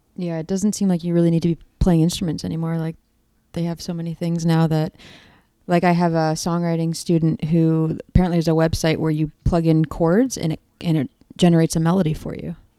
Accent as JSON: {"language": "English", "town": "Toronto", "region": "Ontario", "country": "Canada", "tie": "born or raised there", "moved": "yes", "lives_now": "Chicago, United States", "said": "I'm from Toronto, Canada"}